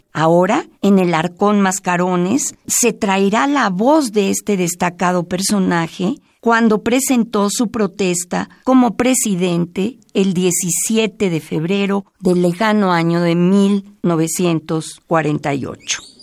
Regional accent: Mexico; como mexicana que soy

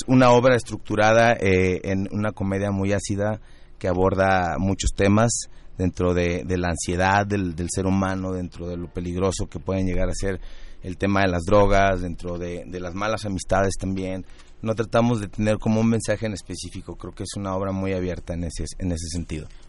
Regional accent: Guadalajara, Jalisco, Mexico; now in Mexico City, Mexico; todos los integrantes de, la obra somos de Guadalajara. Ah y, y todos radicamos acá

